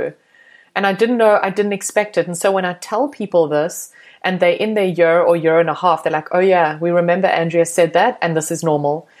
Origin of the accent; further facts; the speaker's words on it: Cape Town, Western Cape, South Africa; moved away as an adult; also born or lived in Johannesburg; now in Canada; I was born in Johannesburg, actually. Mm-hmm. And then as I grew up, moved to Cape Town. My dad was transferred. We lived in a little city called Cape Town